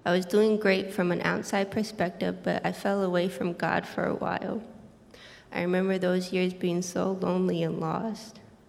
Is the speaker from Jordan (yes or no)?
yes; Jordan; English is a second language; I'm 22 years old. I was a missionary kid born and raised in Jordan. Even though I grew up in a Christian home learning Bible stories, I was 15 years old when I accepted Jesus as my Savior.